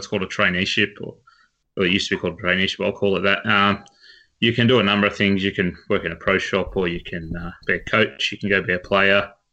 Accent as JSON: {"language": "English", "town": "Wagga Wagga", "region": "New South Wales", "country": "Australia", "moved": "yes", "lives_now": "Sydney, Australia", "said": "So originally from Wagga Wagga, so good they named it twice. but I now live in Sydney"}